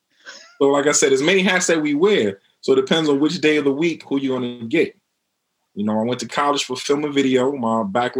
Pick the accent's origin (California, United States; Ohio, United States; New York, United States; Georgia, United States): New York, United States; New York City; also born or lived in Mount Vernon, New York / Queens, New York; I'm originally from Harlem. I moved to Mount Vernon